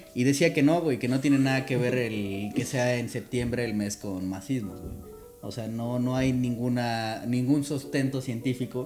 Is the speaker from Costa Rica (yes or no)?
no; Mexico; como mexicanos